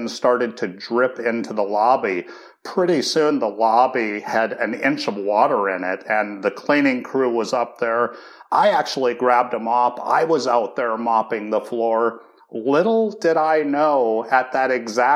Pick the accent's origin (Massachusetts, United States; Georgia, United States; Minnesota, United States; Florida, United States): Minnesota, United States; Duluth; I grew up in Duluth, Minnesota